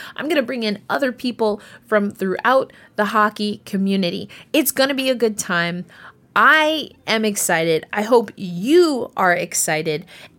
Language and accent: English; New York, United States; I'm from New York. I'm a New Yorker.